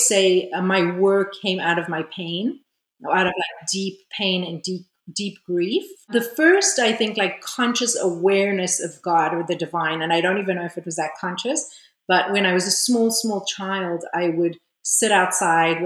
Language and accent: English; South Africa; moved away as an adult; also born or lived in Israel / California; now in France; I was born in Israel. I grew up in South Africa during apartheid. Then I moved back to Israel when I was 18 and spent about 9 years there.